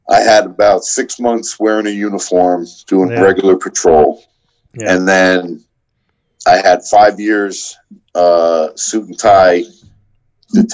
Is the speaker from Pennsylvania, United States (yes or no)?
no; New York, United States; I was from New York